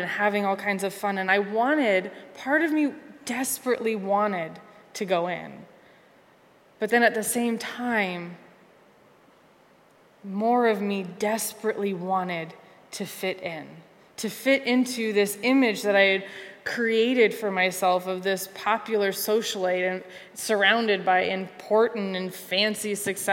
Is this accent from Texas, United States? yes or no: no; Conneaut, Ohio, United States; also born or lived in Cincinnati, Ohio; my hometown in Conneaut, Ohio